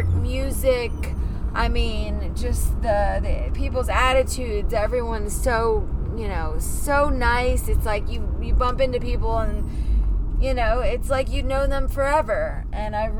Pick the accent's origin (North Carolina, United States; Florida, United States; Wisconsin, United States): Florida, United States; moved away as an adult; also born or lived in Massachusetts / Fort Lauderdale / San Francisco; now in California, United States; I was born in Massachusetts, and my dad moved me to Florida when I was about 7. So I always say I was Floridianized by him, and you know, I lived in Florida most of my life